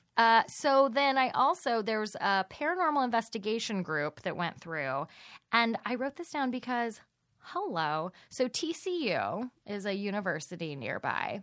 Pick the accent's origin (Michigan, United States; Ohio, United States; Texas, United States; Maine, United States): Texas, United States; White Settlement; moved away; I was born in white settlement